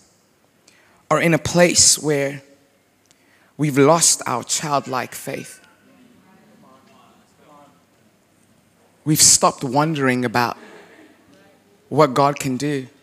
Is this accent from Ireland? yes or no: no; South Africa; also born or lived in United States; now in Charlotte, United States; I grew up in South Africa. Yes, I currently live in America